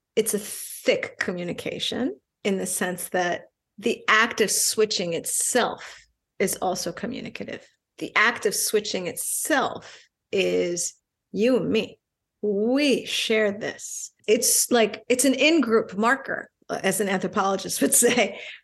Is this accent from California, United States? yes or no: no; New York, United States; first language Spanish; English is a second language; I'm Puerto Rican, I grew up in New York.